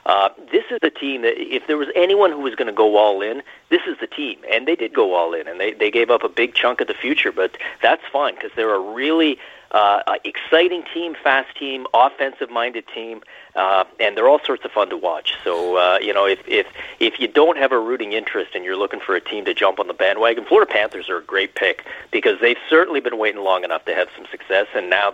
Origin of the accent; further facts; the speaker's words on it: Toronto, Ontario, Canada; I grew up in Toronto.